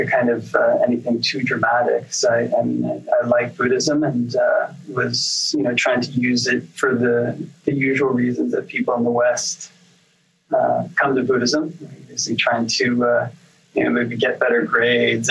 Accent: Oshawa, Ontario, Canada; also born or lived in Pickering, Ontario / Toronto; grew up mainly in Oshawa, just kind of the eastern end of the GTA. And then in high school, moved to Pickering, Ontario.

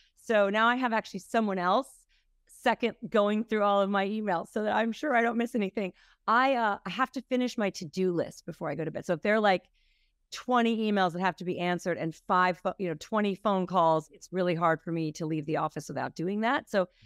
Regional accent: Minnesota, United States; now in New York, United States; I'm from Minnesota.

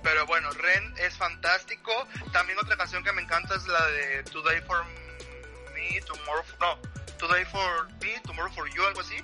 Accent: Mexico; yo no soy el típico mexicano

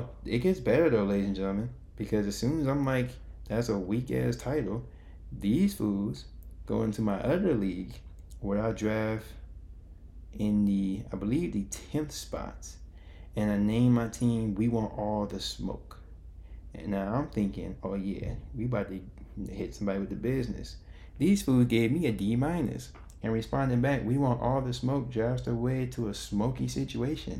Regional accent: Chicago, Illinois, United States; I am from Chicago

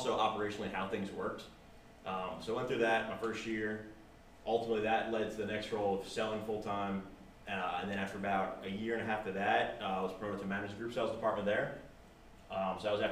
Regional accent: New Jersey, United States; moved away as an adult; also born or lived in Miami; now in Nashville, United States; I'm originally from New Jersey, born and raised there.

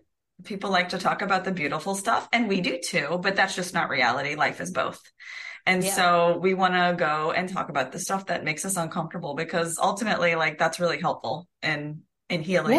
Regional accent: the South, United States; because I'm from the South

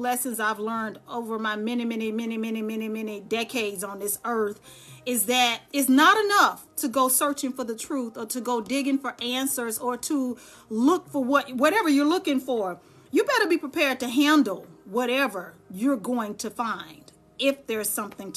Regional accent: Dallas, Texas, United States; now in Charlotte, United States; I'm born and bred Texan. I'm from Dallas, Texas. I just live here in Charlotte.

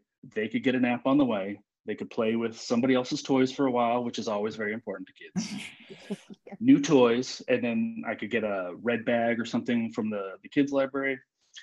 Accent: upstate New York, United States; now in Wallingford, United States; My mom was on my hometown library board. And my hometown library, I'm from upstate New York

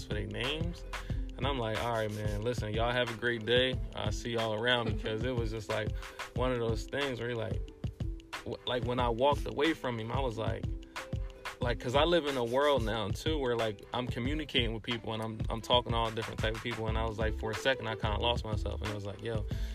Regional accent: Trenton, New Jersey, United States; I'm from Trenton

